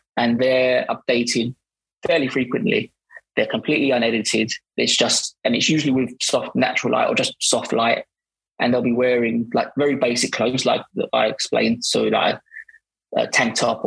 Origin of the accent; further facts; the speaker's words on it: Barking, London, United Kingdom; I'm from Barking